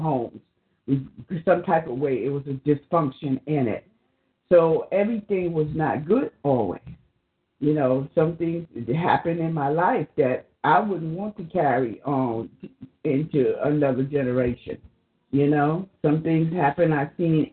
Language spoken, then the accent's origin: English; the South, United States; in the South growing up